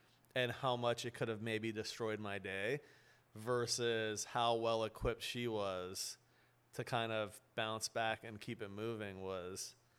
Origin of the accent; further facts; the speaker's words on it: Beverly Hills, California, United States; I grew up in Beverly Hills, right, my whole life.